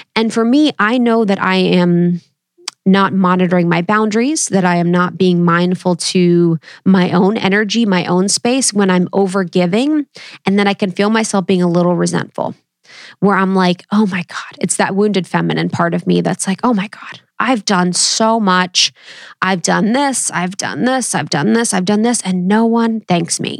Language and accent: English; Ohio, United States; I come from Ohio, baby, Midwest, roots through and through.